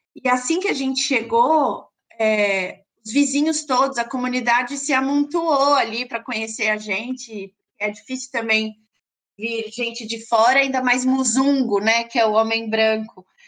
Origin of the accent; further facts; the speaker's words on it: Brazil; sendo brasileiros